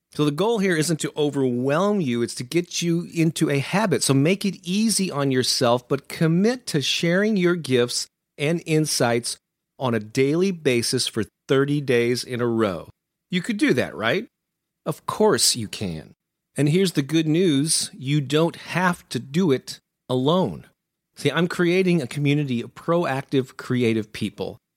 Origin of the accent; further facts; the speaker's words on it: St. Louis, Missouri, United States; my hometown of Saint Louis, Missouri